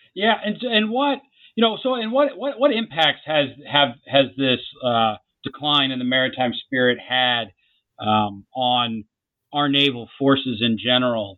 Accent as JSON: {"language": "English", "town": "Jacksonville", "region": "Florida", "country": "United States", "tie": "born or raised there", "said": "I grew up in Jacksonville, Florida"}